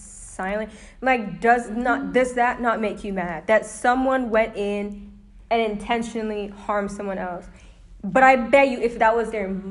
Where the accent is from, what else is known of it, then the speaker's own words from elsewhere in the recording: Florida, United States; I was born in Florida